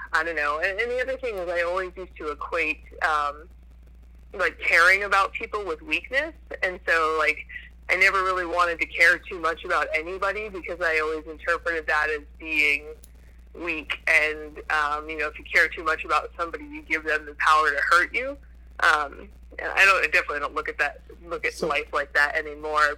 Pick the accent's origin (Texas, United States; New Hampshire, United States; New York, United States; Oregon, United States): New Hampshire, United States; I grew up mostly in New Hampshire.